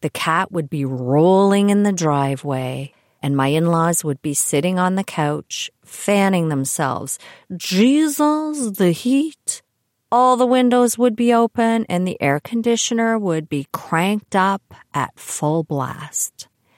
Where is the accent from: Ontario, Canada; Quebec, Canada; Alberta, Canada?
Ontario, Canada; Toronto; also born or lived in Kitchener; I was born in Toronto, but my father, Ted, was an up-and-coming banker back in the day, so we moved a lot because he would get transferred from one branch to another as his career evolved. Mostly in Toronto, sometimes Kitchener